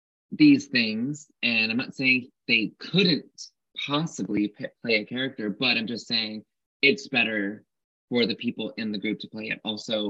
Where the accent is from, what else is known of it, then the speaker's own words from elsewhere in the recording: Frankfurt, Hesse, Germany; I mean, I escaped the racist homophobic bullies in my hometown of Frankfurt, but then I went to like big city